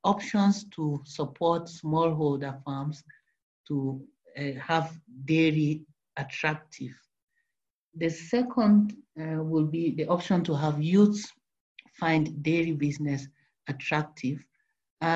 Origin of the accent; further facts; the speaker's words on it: Cameroon; now in Netherlands; from Cameroon originally